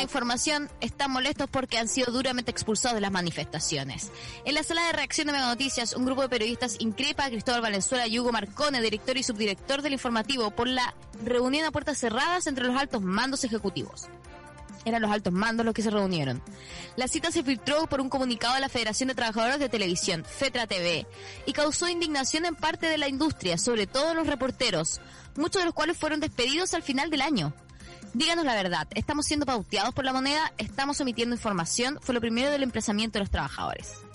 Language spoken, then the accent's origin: Spanish; Chile; now in Argentina; Yo soy de Chile